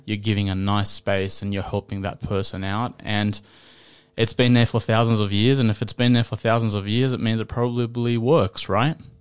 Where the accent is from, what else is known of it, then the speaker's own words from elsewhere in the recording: Sydney, New South Wales, Australia; I grew up in Western Sydney.